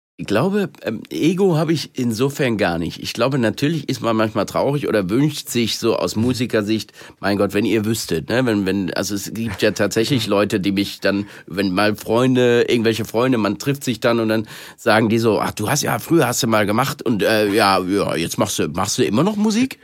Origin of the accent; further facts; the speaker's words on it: Germany; ich wieder zurück in Deutschland war und in meiner Heimat